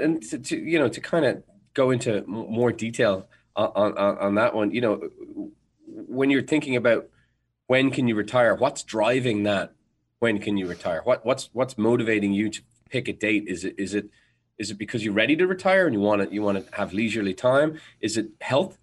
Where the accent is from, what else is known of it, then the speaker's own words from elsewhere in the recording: Ireland; I'm Irish, so we're naturally bred to constantly be worried about things.